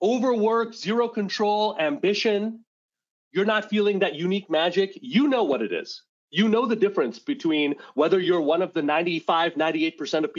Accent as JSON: {"language": "English", "town": "Montreal", "region": "Quebec", "country": "Canada", "tie": "born or raised there", "moved": "as an adult", "lives_now": "Rochester, United States", "said": "I grew up in Montreal, Quebec. I live in Rochester, New York, and I've lived in America since 2006, but I grew up in Montreal"}